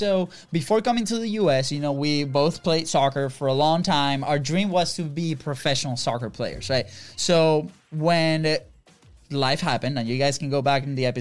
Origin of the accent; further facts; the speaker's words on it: Venezuela; now in United States; we're not from here, from the U.S., right? We're originally from Venezuela.